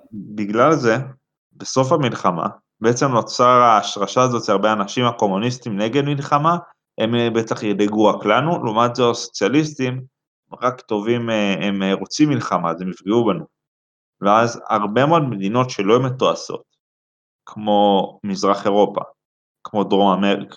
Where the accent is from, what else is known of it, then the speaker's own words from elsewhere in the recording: Central District, Israel; אני מהמרכז, 21